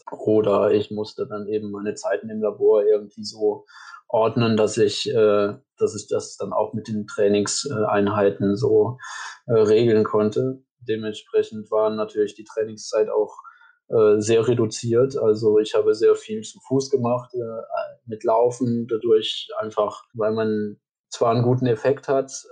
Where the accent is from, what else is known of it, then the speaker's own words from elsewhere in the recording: Wallonia, Belgium; kommen aus Deutschland oder dann eben aus dem Grenzgebiet bei uns in Ostbelgien. Äh, das sind dann aber auch dann immer vereinzelte Personen, für deutsche Unternehmen bin ich halt kein Deutscher.